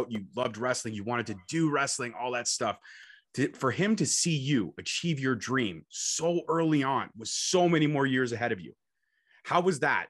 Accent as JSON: {"language": "English", "country": "Canada", "said": "I'm Canadian, got to rep Canada"}